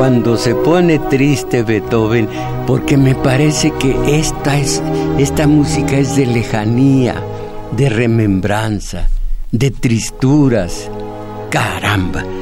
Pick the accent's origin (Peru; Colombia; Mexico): Mexico; soy mexicano, nací en México, estoy entre 129 millones de mexicanos